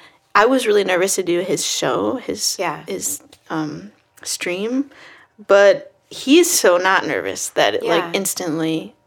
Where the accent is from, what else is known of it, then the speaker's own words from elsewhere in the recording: New York City, New York, United States; the street that I grew up on in Manhattan